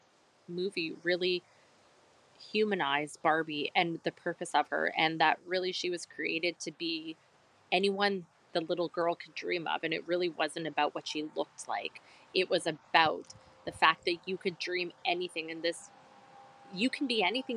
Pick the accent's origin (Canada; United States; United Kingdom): Canada; we're Canadian.